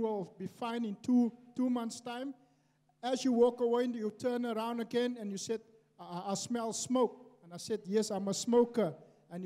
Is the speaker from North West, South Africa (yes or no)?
no; Cape Town, Western Cape, South Africa; I'm from Cape Town